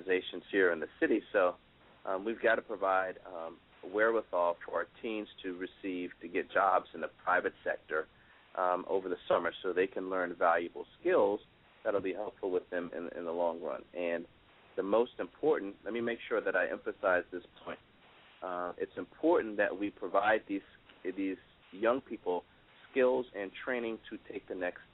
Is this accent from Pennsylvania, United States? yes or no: no; Miami Gardens, Florida, United States; I grew up in Miami Gardens and very humble beginnings